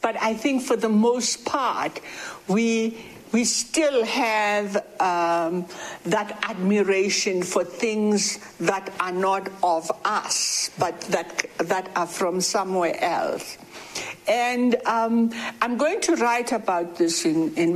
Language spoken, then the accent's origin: English; Witbank, Mpumalanga, South Africa; my grandmother, where I grew up in Witbank